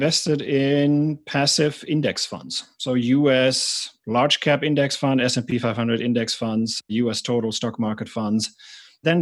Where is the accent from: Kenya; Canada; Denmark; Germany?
Germany; moved away as an adult; also born or lived in Atlanta, United States / San Francisco, United States; now in United States; I'm from Germany originally. I came to the US as an exchange student, and then I stayed here full-time